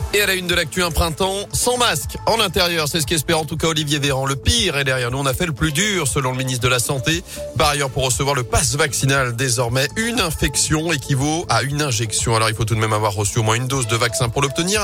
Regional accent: Loire, Auvergne-Rhône-Alpes, France; chez nous dans la Loire

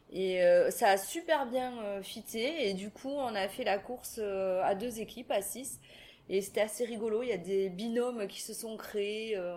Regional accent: Toulouse, Occitania, France; born there; Je suis une Toulousaine de naissance

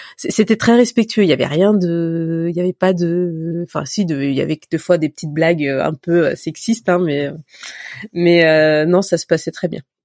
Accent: Élancourt, Île-de-France, France; j'ai grandi dans les Yvelines, à Elancourt très précisément.

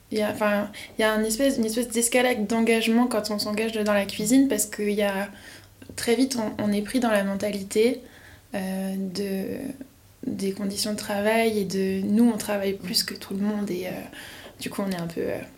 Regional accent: Lyon, Auvergne-Rhône-Alpes, France; also born or lived in Paris; le dernier stage, je l'ai fait sur Lyon pour revenir à Lyon, parce que moi je suis lyonnaise.

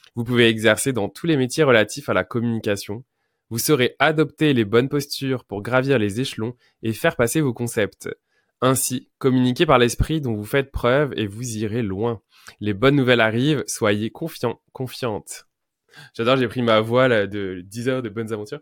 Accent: Quebec, Canada; je suis québécois. En tout cas, français au Québec, fait que je vais ent-, employer des mots québécois

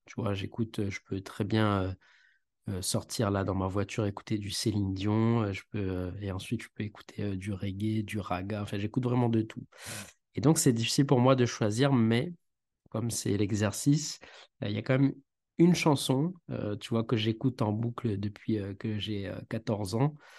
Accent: Saint-Benoît, Réunion; also born or lived in mainland France; J'ai grandi à Saint-Benoît, d'accord, dans l'Est

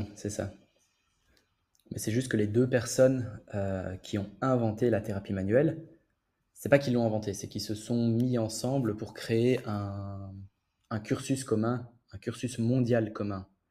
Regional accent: Belgium; moved away as an adult; now in Paris, France; je viens de Belgique, mais je travaille à Paris

